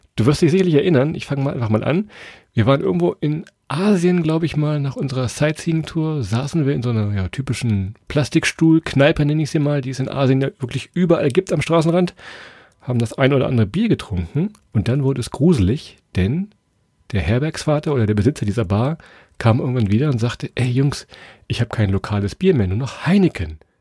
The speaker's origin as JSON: {"language": "German", "area": "Weserbergland", "region": "Lower Saxony", "country": "Germany", "said": "Wir kommen ja aus Niedersachsen, aus dem Weserbergland."}